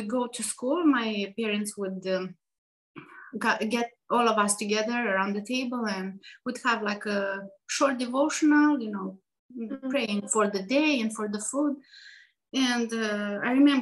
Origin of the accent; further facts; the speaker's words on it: Moldova; moved away as an adult; now in Asheville, United States; we grew up in Moldova.